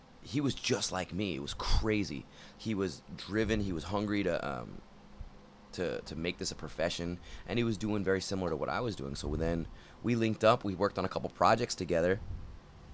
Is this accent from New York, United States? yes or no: no; Sacramento, California, United States; moved away as an adult; I was originally from Sacramento, and I moved here to go to art and film school